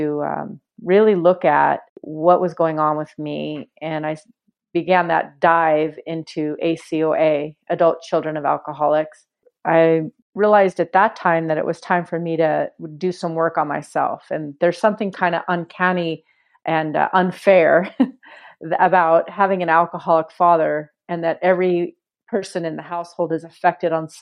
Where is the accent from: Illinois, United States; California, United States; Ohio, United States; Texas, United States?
California, United States; Walnut Creek; I grew up in Walnut Creek